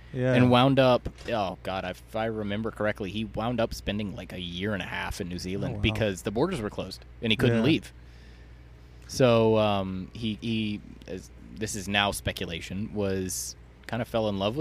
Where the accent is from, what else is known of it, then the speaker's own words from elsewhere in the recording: Atlanta, Georgia, United States; I grew up in Atlanta